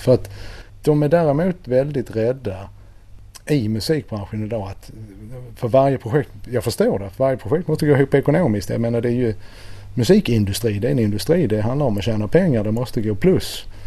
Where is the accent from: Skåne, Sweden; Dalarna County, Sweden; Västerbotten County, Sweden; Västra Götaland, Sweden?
Skåne, Sweden; Helsingborg; moved away; also born or lived in Nacka; Jag är ju född och uppvuxen i Helsingborg